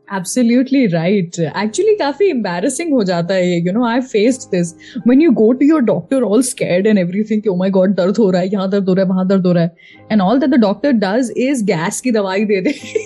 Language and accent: Hindi; Indore, Madhya Pradesh, India; इंदौर मेरा home town है